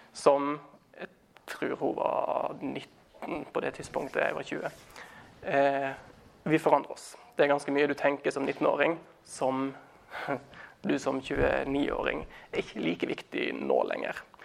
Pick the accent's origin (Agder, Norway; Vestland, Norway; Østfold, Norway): Vestland, Norway; Os; also born or lived in Stavanger / Thailand; now in Trondheim, Norway; Jeg er eh, fra Os utenfor Bergen